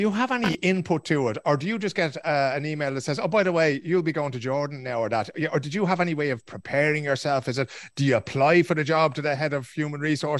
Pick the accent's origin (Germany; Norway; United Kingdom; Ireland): Ireland; moved away as an adult; now in Sweden; I am one of those Irish people abroad. I've lived in Sweden for the last 23 years